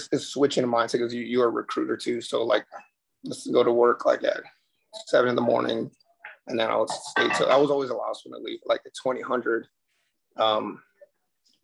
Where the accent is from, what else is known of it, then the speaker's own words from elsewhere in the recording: San Antonio, Texas, United States; moved away as an adult; also born or lived in New York; San Antonio, Texas, back to my hometown